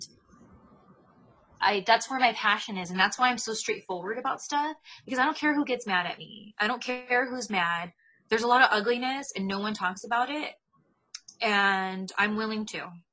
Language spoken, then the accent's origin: English; Ontario, California, United States; I grew up in Ontario, California, and that's about 40 miles east of Los Angeles